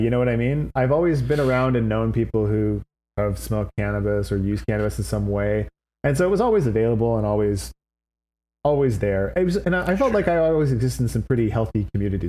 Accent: Vancouver, British Columbia, Canada; I come from Vancouver, British Columbia.

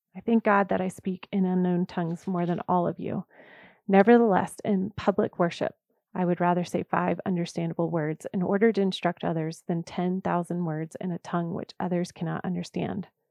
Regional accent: the South, United States; I was raised in the South, and I love Southern roots

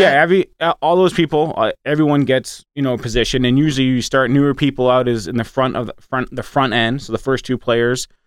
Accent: Massachusetts, United States; moved away as an adult; also born or lived in Midwest; I grew up riding horses in Massachusetts

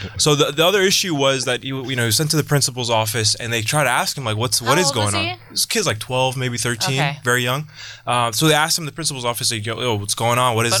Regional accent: Minnesota, United States; So I grew up in Minnesota. Came here in, again, like 93 to like 2 months after I was born.

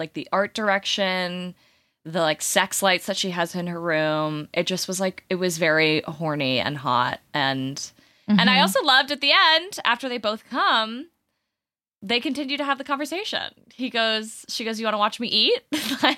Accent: Michigan, United States; I'm from Michigan

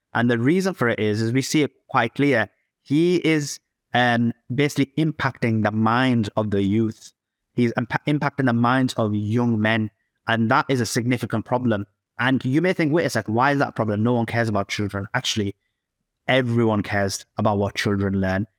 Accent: Yorkshire and the Humber, United Kingdom; I'm from the United Kingdom, uh, Yorkshire

